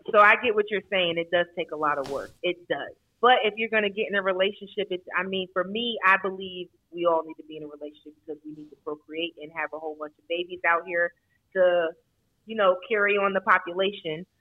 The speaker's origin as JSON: {"language": "English", "town": "New Bern", "region": "North Carolina", "country": "United States", "moved": "as an adult", "lives_now": "Clayton, United States", "said": "I am originally from New Bern, North Carolina, specifically James City."}